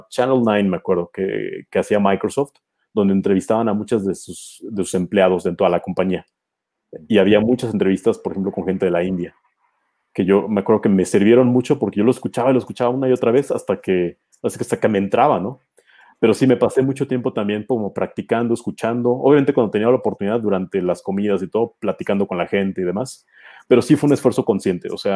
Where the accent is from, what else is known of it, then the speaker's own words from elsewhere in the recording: Mexico; moved away; soy mexicano